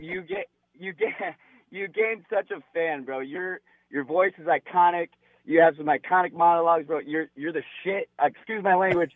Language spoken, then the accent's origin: English; Las Vegas, Nevada, United States; I'm from Las Vegas, Nevada. I was raised on U F C